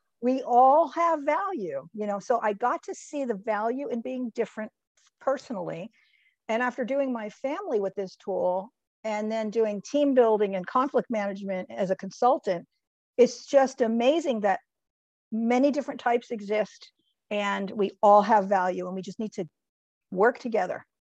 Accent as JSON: {"language": "English", "region": "New Jersey", "country": "United States", "said": "But they wanted me to do my home state, which is New Jersey."}